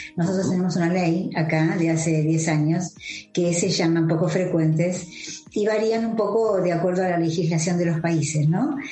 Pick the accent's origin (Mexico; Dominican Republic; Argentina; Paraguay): Argentina; soy cofundadora de Nuestra Visión Argentina